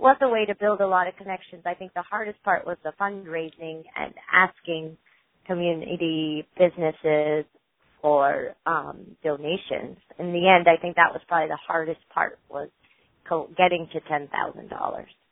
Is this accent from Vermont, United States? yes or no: yes; Essex, Vermont, United States; born and raised in Essex, Vermont